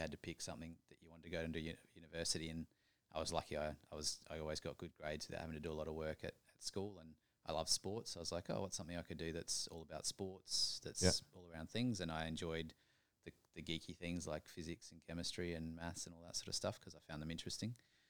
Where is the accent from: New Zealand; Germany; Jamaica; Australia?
Australia; Adelaide, South Australia; Adelaide, actually. Down the bottom in the middle.